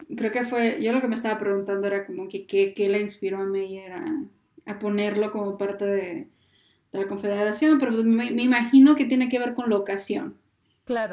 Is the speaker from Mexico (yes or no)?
yes; Mexico; uno como mexicano